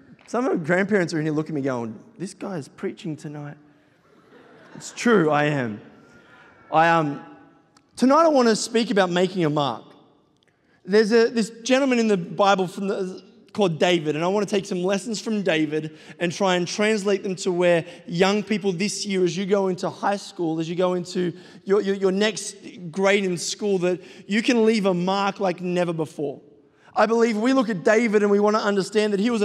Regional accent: Sydney, New South Wales, Australia; I am from Sydney, Australia

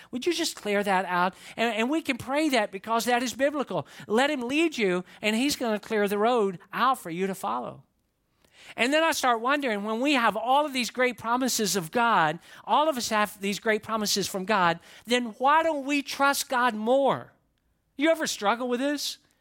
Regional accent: Atlanta, Georgia, United States; I grew up in the Atlanta area

